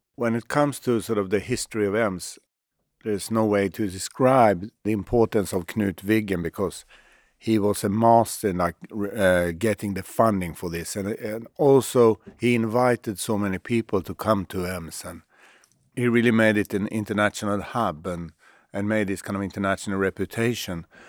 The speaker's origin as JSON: {"language": "English", "country": "Sweden"}